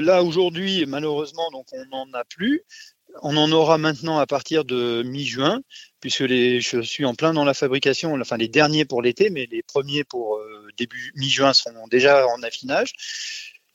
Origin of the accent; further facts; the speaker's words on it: Normandy, France; moved away; je suis pas du pays, hein, je suis normand